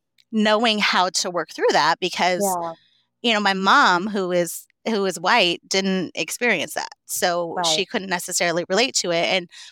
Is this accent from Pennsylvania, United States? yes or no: no; Western Washington, United States; So I'm originally from a small town in Western Washington, where I was raised by my single mother. I want to say our town was like 3,400 people, like one stoplight small.